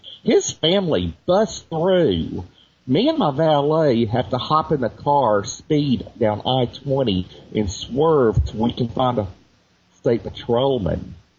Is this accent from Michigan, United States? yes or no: no; Georgia, United States; But it was just a situation where – growing up was hard.